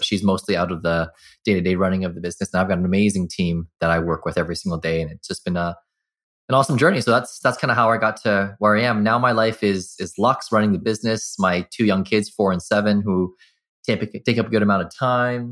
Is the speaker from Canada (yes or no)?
yes; Burnaby, British Columbia, Canada; also born or lived in Vancouver; I was born in Vancouver, grew up in Burnaby